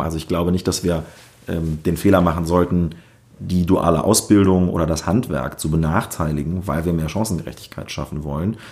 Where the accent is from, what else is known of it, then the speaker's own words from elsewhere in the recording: Northeim district, southern Lower Saxony, Germany; moved away as an adult; also born or lived in Wolfenbüttel / Hamburg; now in Berlin, Germany; Ich bin in Südniedersachsen aufgewachsen, genauer gesagt im Landkreis Nordheim